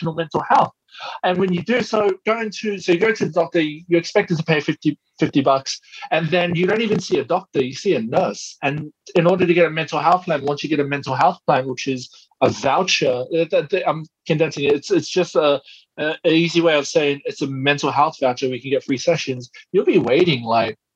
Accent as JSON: {"language": "English", "town": "Porirua", "region": "Wellington", "country": "New Zealand", "tie": "born or raised there", "moved": "yes", "lives_now": "Australia", "said": "when I went into my hometown in Porirua"}